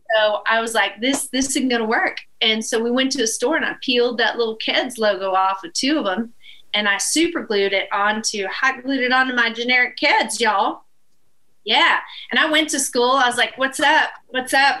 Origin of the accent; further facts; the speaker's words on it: Northeast Texas, United States; the town where I was born in Northeast Texas